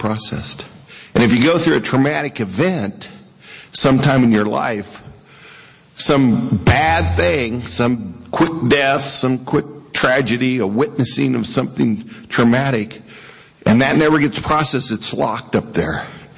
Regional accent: Western Colorado, United States; moved away; I was from Western Colorado.

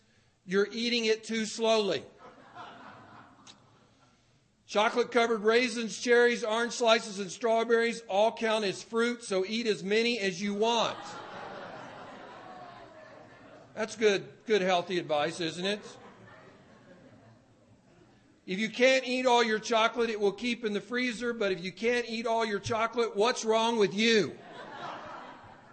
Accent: the South, United States; as a young man growing up in the South

